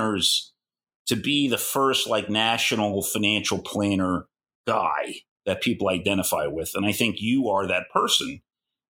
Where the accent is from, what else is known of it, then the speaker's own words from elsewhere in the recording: New York, United States; I'm a New Yorker